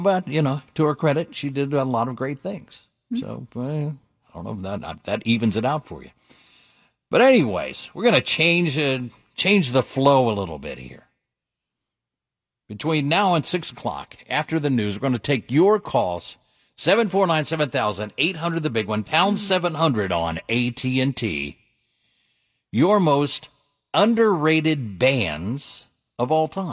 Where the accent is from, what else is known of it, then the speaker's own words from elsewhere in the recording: Dayton, Ohio, United States; growing up in Dayton